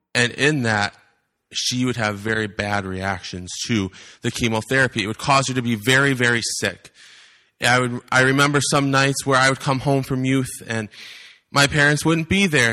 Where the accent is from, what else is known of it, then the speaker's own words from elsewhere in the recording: Wisconsin, United States; now in Iowa, United States; I am from Iowa. I'm actually originally from the wonderful state of Wisconsin